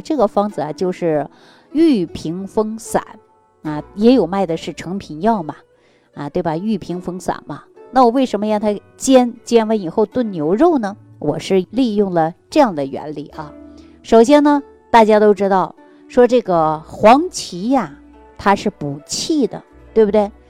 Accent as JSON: {"language": "Chinese", "region": "Northeast China", "country": "China", "accent": "Northeastern Mandarin (Dongbei)", "said": "我们东北话说就挠嘛"}